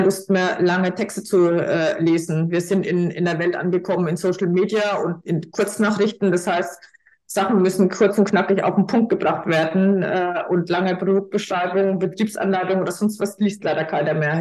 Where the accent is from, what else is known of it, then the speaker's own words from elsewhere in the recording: Franconia, Bavaria, Germany; accent: Franconian; ich komme ja aus Franken, wie man hört